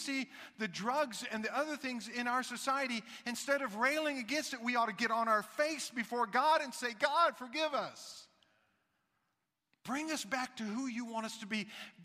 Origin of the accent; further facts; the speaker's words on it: the South, United States; moved away; I'm from the South